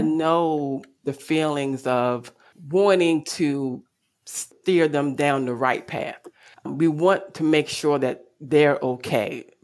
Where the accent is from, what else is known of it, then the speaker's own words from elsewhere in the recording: Baltimore, Maryland, United States; I am from Baltimore City, West Baltimore to be exact.